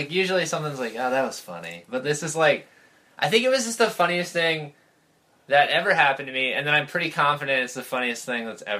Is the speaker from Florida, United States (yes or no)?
yes; Jacksonville, Florida, United States; also born or lived in Connecticut / Scotland; Well, no, I grew up in Florida. I moved there... Well, my dad was in the Navy. I was born in Connecticut. And then we moved to Scotland, and then we moved to Jacksonville, North Carolina, and then we moved to Jacksonville, Florida.